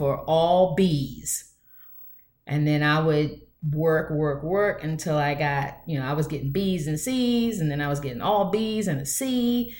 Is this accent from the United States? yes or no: yes; United States; I am basically almost a 50-year-old Black woman born here in these United States of America